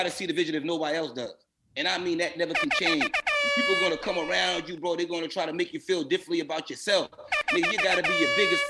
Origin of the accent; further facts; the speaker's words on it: Boston, Massachusetts, United States; I'm from Roxbury, from Blue Hill.